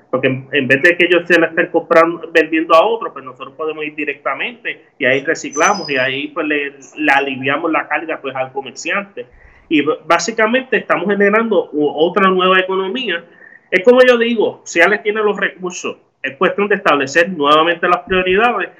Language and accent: Spanish; Ciales, Puerto Rico; a mi pueblo de Ciales